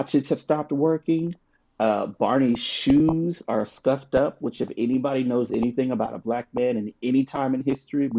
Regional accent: United States; growing up in America

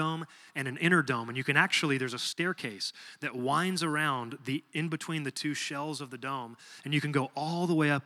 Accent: Texas, United States; I'm from Texas

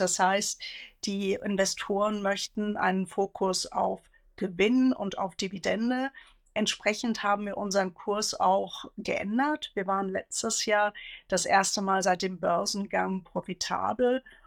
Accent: Hesse, Germany; Also ich bin gebürtige Hessin

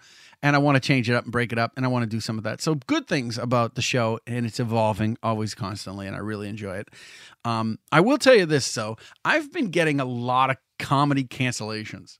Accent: Salem, Massachusetts, United States; in Salem, my hometown

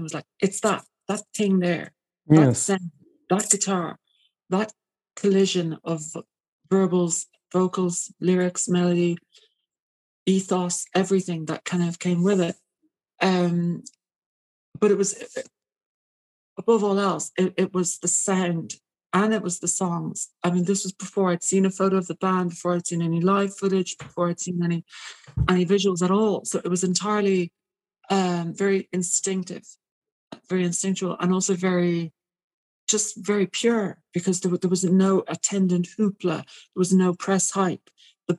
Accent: Ireland; Despite being Irish

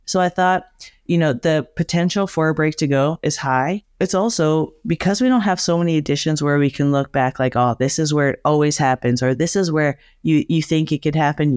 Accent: Alberta, Canada; born or raised there; moved away

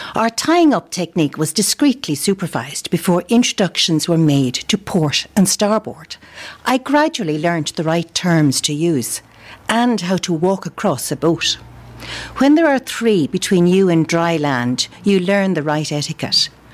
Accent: Dublin, Leinster, Ireland; moved away as an adult; now in County Clare, Ireland; I've lived in Clare for a long time, although I'm originally from Dublin.

